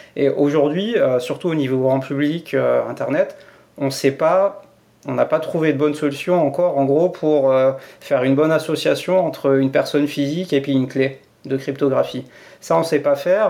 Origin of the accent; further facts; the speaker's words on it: France; now in Switzerland; je suis français.